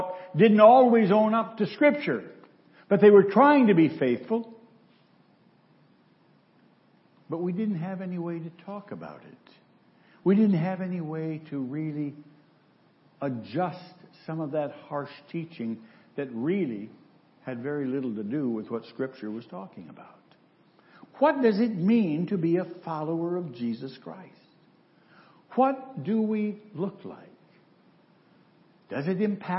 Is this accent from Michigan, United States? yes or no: yes; Central Michigan, United States; a boy growing up in Central Michigan